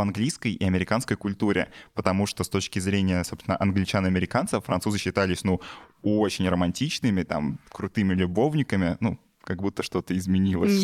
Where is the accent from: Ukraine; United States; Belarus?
Belarus; я вот как белорус